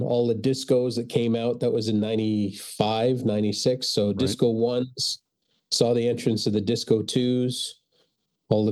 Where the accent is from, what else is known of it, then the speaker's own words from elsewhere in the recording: England, United Kingdom; now in Port Moody, Canada; I was born in England. I was raised in England